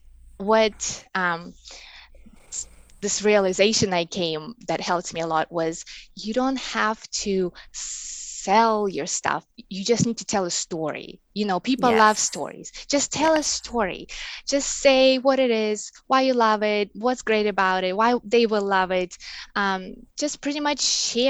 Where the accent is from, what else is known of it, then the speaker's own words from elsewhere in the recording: Russia; English is a second language; moved away as an adult; now in United States; I was born and I grew up in Russia, and I moved here to the States maybe 11 years ago